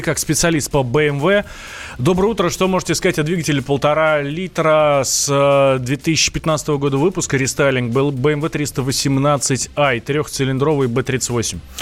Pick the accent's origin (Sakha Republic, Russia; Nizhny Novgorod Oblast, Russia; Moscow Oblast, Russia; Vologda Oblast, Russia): Moscow Oblast, Russia; Vidnoye; я с Москвы, из Видного